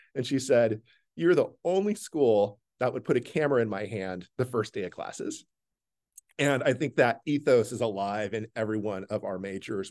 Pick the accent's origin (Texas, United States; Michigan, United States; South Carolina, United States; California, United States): California, United States; Stockton; now in Vermont, United States; I grew up in central California in a city called Stockton